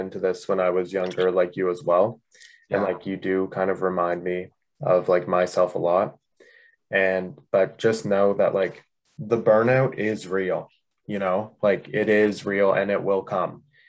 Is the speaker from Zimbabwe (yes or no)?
no; Canada; I'm from Canada.